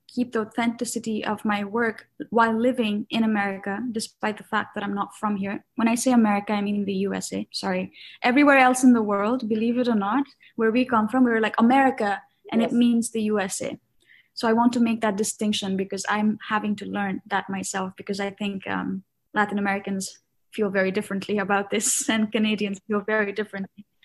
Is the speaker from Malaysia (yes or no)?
no; Kathmandu, Bagmati, Nepal; moved away as an adult; now in New York, United States; I was born and raised in Kathmandu, which is the capital city and the biggest city in Nepal.